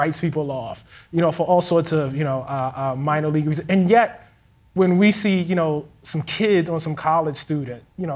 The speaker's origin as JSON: {"language": "English", "town": "Baltimore", "region": "Maryland", "country": "United States", "said": "I'm from Baltimore, Maryland."}